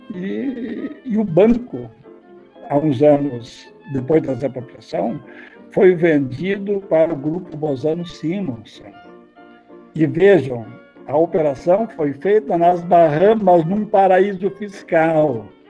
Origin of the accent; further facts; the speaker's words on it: Estrela, Rio Grande do Sul, Brazil; also born or lived in Porto Alegre / Manaus; eu sou natural de Estrela, é, no centro do estado do Rio Grande do Sul. É, em 1960, eu me mudei para Porto Alegre